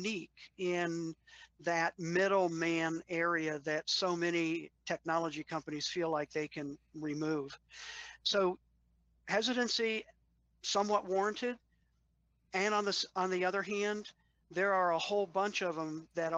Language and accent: English; Washington, District of Columbia, United States; as a kid, I grew up in the Washington, D.C. area